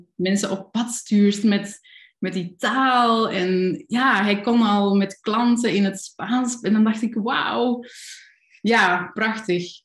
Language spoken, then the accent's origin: Dutch; Kalmthout, Flanders, Belgium; accent: Flemish; moved away; also born or lived in Germany; in de buurt van waar ik opgegroeid ben, dat is Kalmthout, zo in het noorden tegen de Nederlandse grens